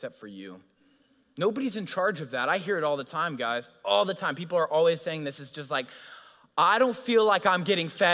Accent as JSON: {"language": "English", "region": "Colorado", "country": "United States", "moved": "yes", "lives_now": "Newbury Park, United States", "said": "I'm from Colorado"}